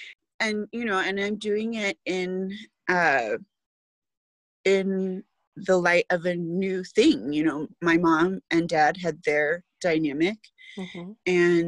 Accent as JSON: {"language": "English", "town": "Fort Huachuca", "region": "Arizona", "country": "United States", "tie": "born there", "said": "I knew I was born in Arizona, Fort Huachuca"}